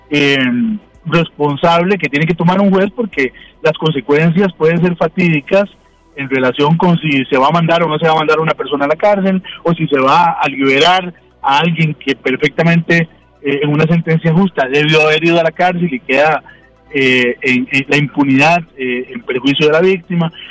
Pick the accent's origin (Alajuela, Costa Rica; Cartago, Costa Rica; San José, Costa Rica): Cartago, Costa Rica; como decimos eh, en Cartago, yo que soy de Cartago